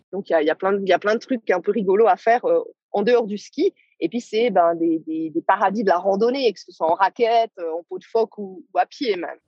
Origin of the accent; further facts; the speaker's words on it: Switzerland; en tant que Suissesse